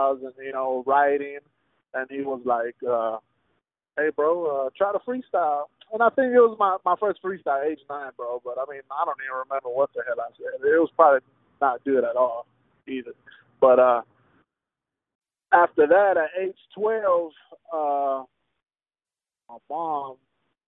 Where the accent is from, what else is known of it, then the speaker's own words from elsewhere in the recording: Houston, Texas, United States; first language Spanish; English is a second language; I grew up at the Heights area, bro. That's like maybe like, I want to say the center of Houston